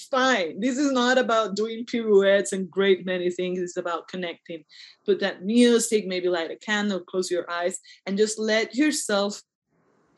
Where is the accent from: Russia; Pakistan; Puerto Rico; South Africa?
Puerto Rico; I'm from Puerto Rico and I prefer my name in Spanish